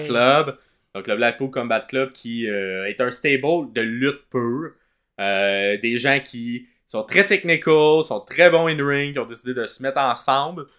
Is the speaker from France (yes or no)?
no; Montreal, Quebec, Canada; on vient de Montréal